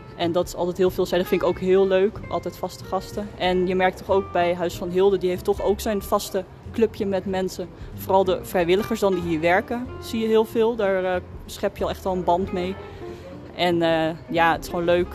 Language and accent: Dutch; Schagen, North Holland, Netherlands; ik kom zelf uit Schagen